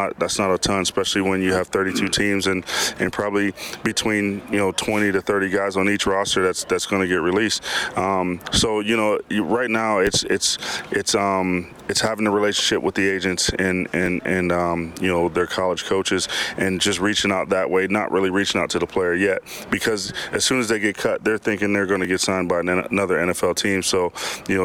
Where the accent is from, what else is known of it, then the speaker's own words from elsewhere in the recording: United States; moved away as an adult; now in Canada; I'm an American that came up